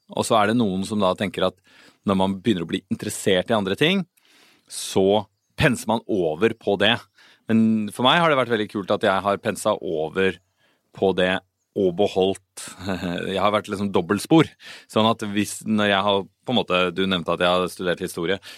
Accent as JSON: {"language": "Norwegian", "region": "Oslo", "country": "Norway", "tie": "born or raised there", "said": "Jeg kom fra Oslo, så jeg pleide å gå i Frognerparken på høsten"}